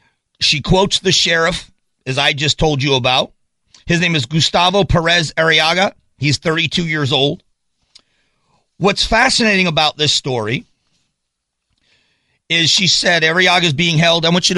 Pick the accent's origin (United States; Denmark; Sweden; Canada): United States; Phoenix, Arizona; from Phoenix, Arizona, in for Glenn Beck.